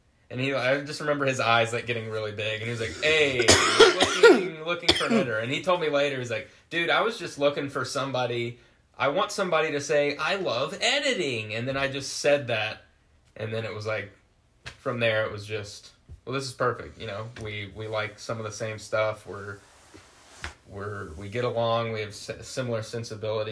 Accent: West Virginia, United States; moved away as an adult; I moved from West Virginia, where I'm from

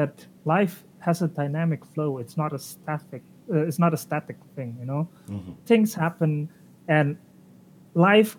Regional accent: Indonesia; now in Germany; I'm originally from Indonesia. I'm currently living in Germany.

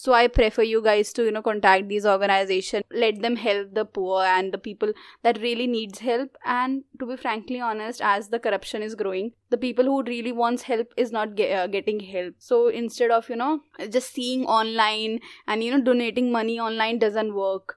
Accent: India

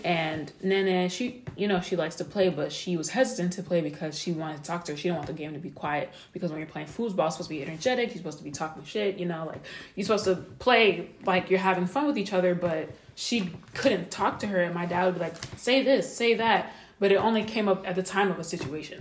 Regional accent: United States; I have African background, but I grew up in America.

